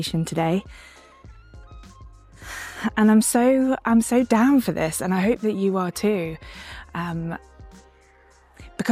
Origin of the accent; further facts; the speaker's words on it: London, United Kingdom; moved away; I grew up in London